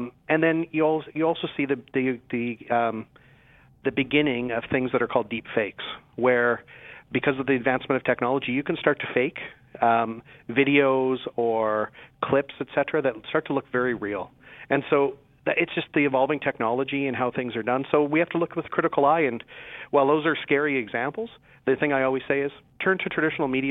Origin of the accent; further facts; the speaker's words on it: Saskatchewan, Canada; I'm from Saskatchewan.